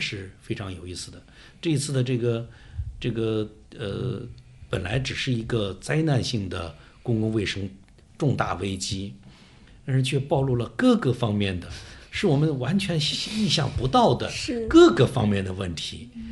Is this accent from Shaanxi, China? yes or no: no; Wuhan, Hubei, China; 做出牺牲的是我们武汉人